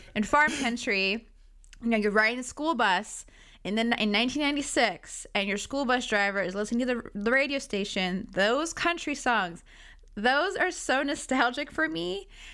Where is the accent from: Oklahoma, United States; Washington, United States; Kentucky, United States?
Washington, United States; Prosser; I'm from Prosser